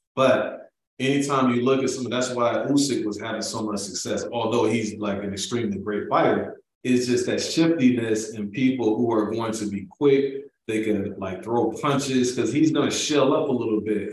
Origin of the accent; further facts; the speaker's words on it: Milwaukee, Wisconsin, United States; I'm from Milwaukee, Wisconsin.